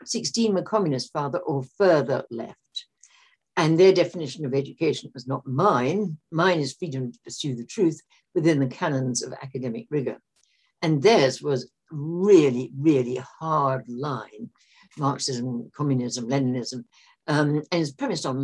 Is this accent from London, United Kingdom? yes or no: yes; London, United Kingdom; I was born and brought up in London